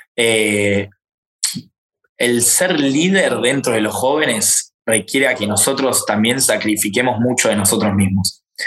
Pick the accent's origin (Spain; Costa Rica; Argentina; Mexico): Argentina; Yo soy argentino